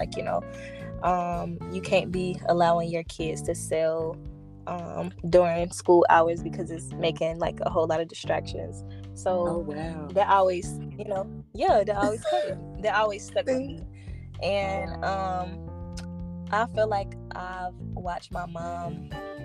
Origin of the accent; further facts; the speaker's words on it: North Carolina, United States; I am from North Carolina